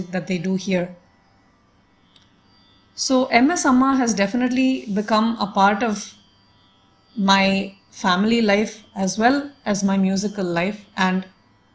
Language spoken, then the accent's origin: English; Toronto, Ontario, Canada; moved away; also born or lived in Delhi, India; Growing up outside India, I had a few opportunities to listen to the great masters perform live when they visited Toronto, Canada, where we lived